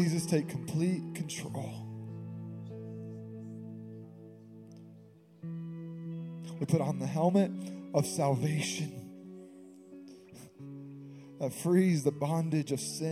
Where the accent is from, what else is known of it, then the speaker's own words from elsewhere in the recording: West Texas, United States; moved away as an adult; now in Visalia, United States; I am from West Texas. I'm a country boy